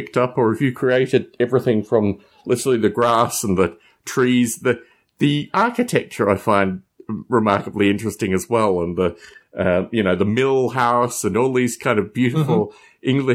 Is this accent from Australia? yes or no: yes; Australia; also born or lived in United Kingdom; now in United States; I wasn't actually born in the UK. I was born in Australia